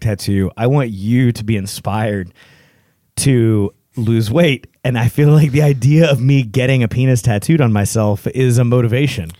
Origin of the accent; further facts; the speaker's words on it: Texas, United States; now in Hillsboro, United States; I'm a Texan